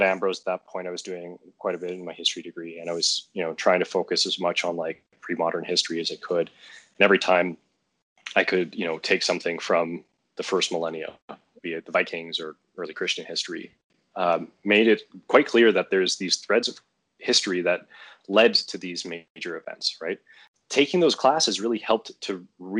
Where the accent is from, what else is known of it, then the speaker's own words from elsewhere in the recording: Canada; we're both Canadian